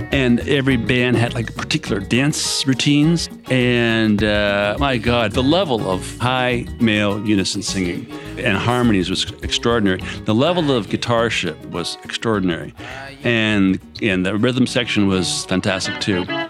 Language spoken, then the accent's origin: English; United States; moved away; also born or lived in Alaska; I grew up right on the Potomac River, and I was all up and down the Potomac River all the time as a kid